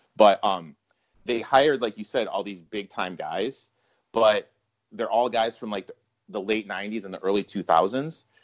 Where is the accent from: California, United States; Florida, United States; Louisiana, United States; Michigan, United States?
Michigan, United States; Mount Pleasant; I grew up in the hotbed of Mount Pleasant, Michigan